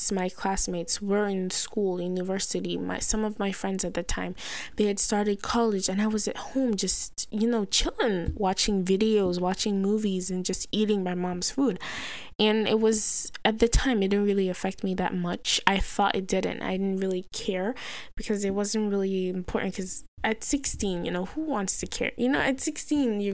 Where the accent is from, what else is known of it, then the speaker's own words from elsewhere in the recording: Nigeria; I'm a black Nigerian Muslim